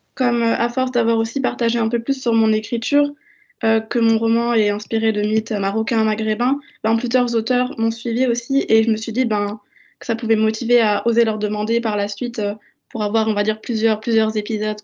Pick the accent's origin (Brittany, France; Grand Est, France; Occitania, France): Grand Est, France; Strasbourg; j'ai grandi ben, en France, à Strasbourg, et j'habite toujours avec ma mère